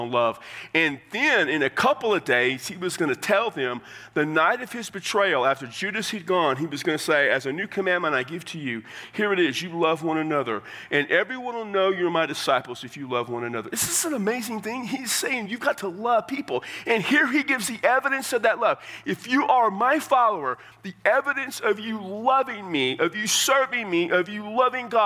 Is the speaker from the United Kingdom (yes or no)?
no; Texas, United States; I'm from Texas